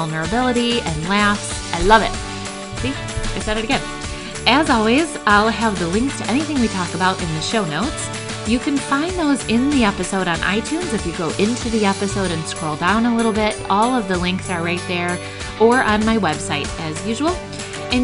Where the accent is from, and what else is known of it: Michigan, United States